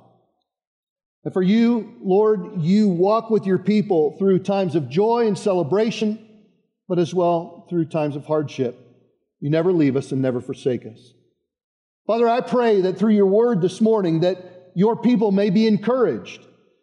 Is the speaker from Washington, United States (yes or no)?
no; Boulder County, Colorado, United States; moved away as an adult; I grew up outside of Boulder in the east part of Boulder County.